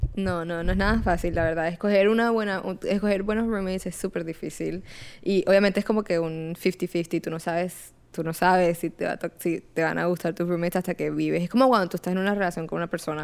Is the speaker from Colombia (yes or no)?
yes; Barranquilla, Atlántico, Colombia; now in Jacksonville, United States; yo soy colombiana, soy de Barranquilla